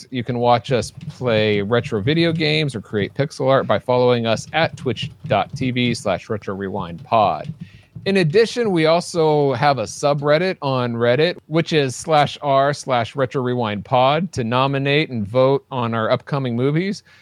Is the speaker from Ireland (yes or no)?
yes; Ireland; By the way, in case you haven't figured it out, I'm Irish.